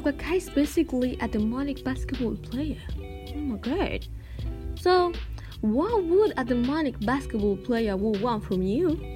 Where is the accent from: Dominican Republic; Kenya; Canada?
Dominican Republic; We are from Dominican Republic